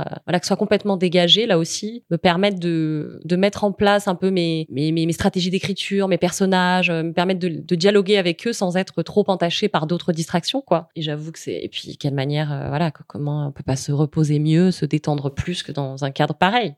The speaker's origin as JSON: {"language": "French", "town": "Générac", "region": "Occitania", "country": "France", "tie": "born or raised there", "also_born_or_lived": "Nîmes / Paris", "moved": "as an adult", "lives_now": "Marseille, France", "said": "Enfin, je suis née à Nîmes. Mais j'ai vécu les 16 premières années de ma vie dans un petit village euh, en Camargue, entre Arles"}